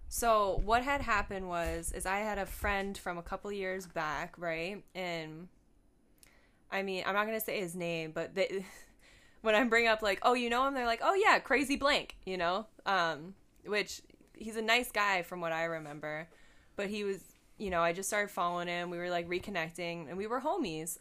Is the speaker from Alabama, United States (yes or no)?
no; Buffalo, New York, United States; moved away; I went home. I'm from Buffalo. I was born in Buffalo.